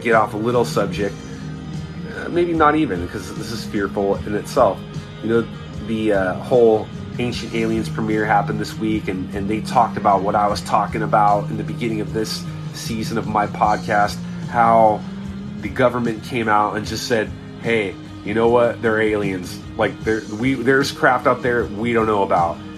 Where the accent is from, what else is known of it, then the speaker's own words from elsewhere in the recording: Southern California, United States; I was blessed where I grew up in Southern California